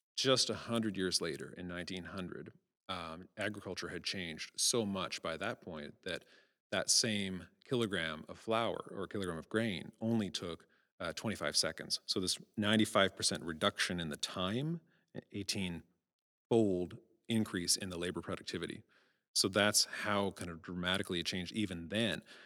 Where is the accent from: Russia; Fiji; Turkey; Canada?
Canada; Prince Edward Island; moved away; I get offered a Canada Research Fair at my hometown